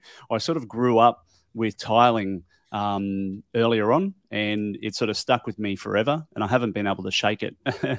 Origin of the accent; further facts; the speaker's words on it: Brisbane, Queensland, Australia; I'm from Australia, here in sunny Brisbane, and I've got a podcast.